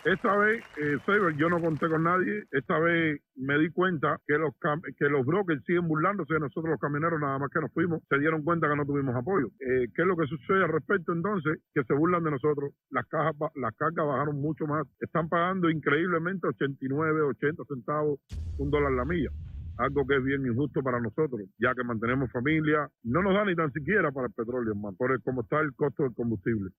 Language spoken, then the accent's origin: Spanish; Cuba; now in Florida, United States; soy cubano, vivo en Florida.